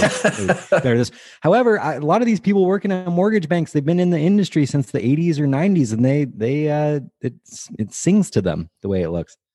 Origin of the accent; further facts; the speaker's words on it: Bay Area, California, United States; I grew up in the Bay Area